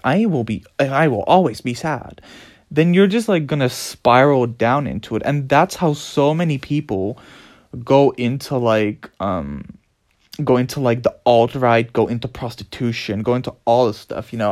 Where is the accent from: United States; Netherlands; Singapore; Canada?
Netherlands; I was born in the Netherlands